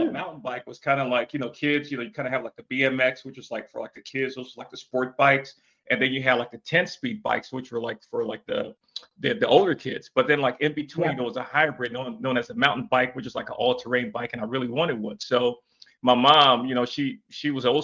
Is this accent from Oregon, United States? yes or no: no; Erie, Pennsylvania, United States; also born or lived in West Africa; I was born in West Africa, and I came to the United States, particularly like the northeastern United States, and to a city called Erie, Pennsylvania, in the fourth grade